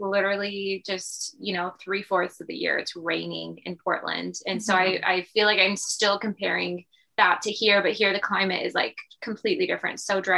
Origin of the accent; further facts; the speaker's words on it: Romania; I am a vampire. I'm from Romania.